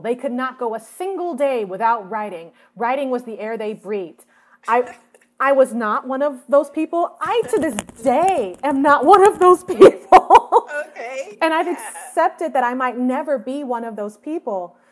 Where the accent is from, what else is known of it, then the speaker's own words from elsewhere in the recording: Atlanta, Georgia, United States; moved away as an adult; also born or lived in Boston, Massachusetts; now in Los Angeles, United States; we moved to Atlanta, where my dad's originally from, and that's where I was raised